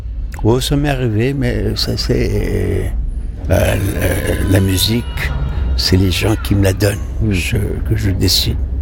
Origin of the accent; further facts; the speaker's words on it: Morocco; Je suis marocain, fier de l'être.